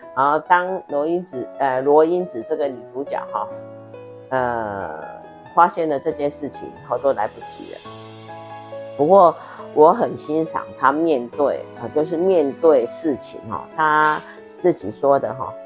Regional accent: Taiwan; 我们台湾人民

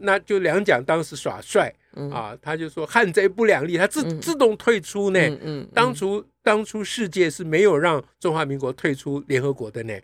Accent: Taiwan; 我们台湾人

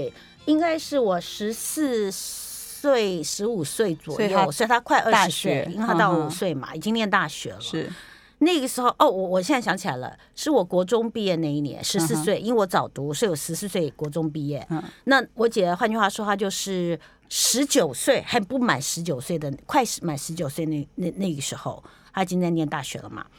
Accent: Taipei, Taiwan; 我是在台北出生的

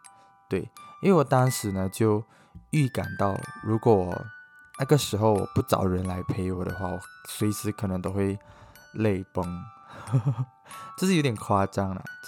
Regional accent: Malaysia; moved away as an adult; now in Taiwan; 主要是因为那个时候我从马来西亚来到台湾，就是直接。

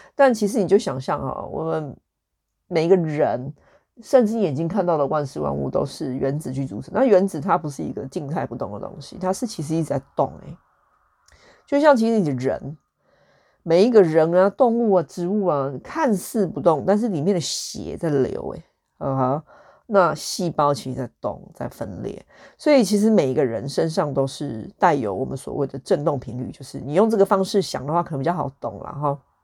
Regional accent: Taichung, Taiwan; 我的成长背景就是跟多数的台湾人一样，就是一个，我是出生于台中市

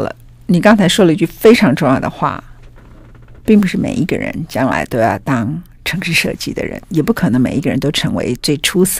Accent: Taichung, Taiwan; now in Taipei, Taiwan; 我是台中人

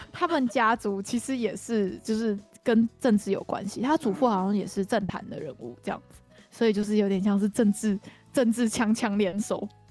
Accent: Taiwan; 我们台湾人怎么可以去 干涉日本内政

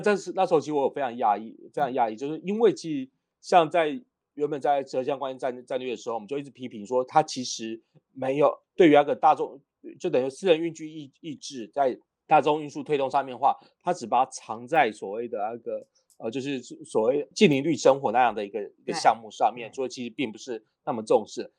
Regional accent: Kaohsiung, Taiwan; 因为我是高雄人嘛

